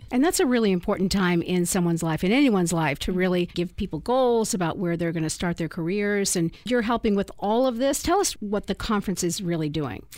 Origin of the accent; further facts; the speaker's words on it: Boston, Massachusetts, United States; now in San Diego, United States; I'm originally from Boston